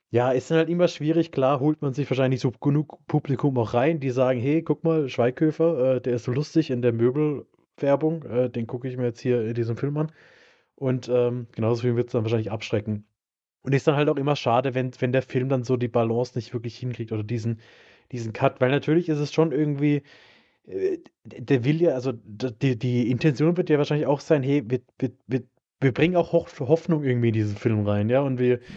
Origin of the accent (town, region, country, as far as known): Germany